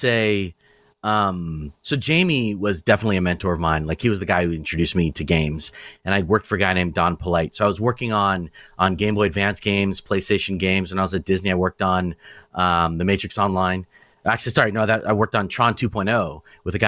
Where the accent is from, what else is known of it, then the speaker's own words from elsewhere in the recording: Nairobi, Kenya; I was born in Nairobi, Kenya